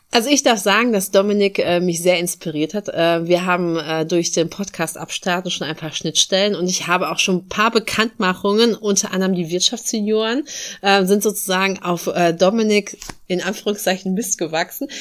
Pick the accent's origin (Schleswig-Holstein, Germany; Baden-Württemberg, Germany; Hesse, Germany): Schleswig-Holstein, Germany; Dithmarschen; dass ich das hier meine Heimat nennen darf